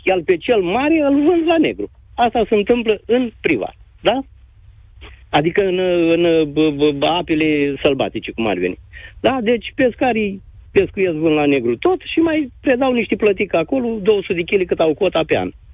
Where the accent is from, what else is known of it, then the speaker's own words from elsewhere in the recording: Galați, Galați County, Romania; eu sunt din Galați